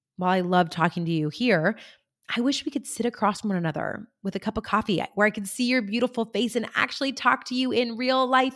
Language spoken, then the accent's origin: English; Central Coast of California, United States; right here in my hometown on the Central Coast of California